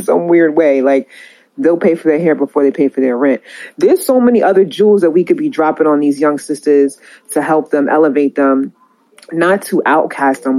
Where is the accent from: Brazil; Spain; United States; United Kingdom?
United States; New York; I'm from New York